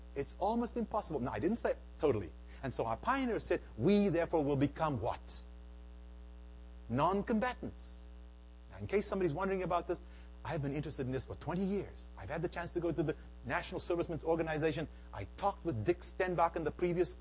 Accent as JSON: {"language": "English", "country": "South Africa", "tie": "born or raised there", "moved": "as an adult", "lives_now": "United States", "said": "I was born and raised in South Africa"}